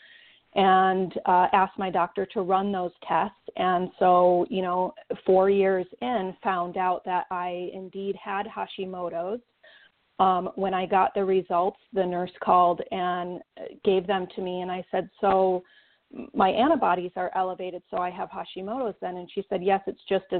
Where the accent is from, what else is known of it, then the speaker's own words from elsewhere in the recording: Saginaw, Michigan, United States; now in Western Montana, United States; I'm from Saginaw, Michigan. I'm a Michigan girl.